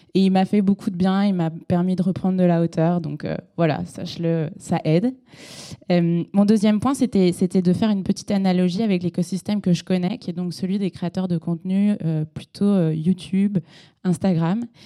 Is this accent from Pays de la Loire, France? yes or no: yes; Segré, Pays de la Loire, France; now in Paris, France; je viens de Segré dans le maine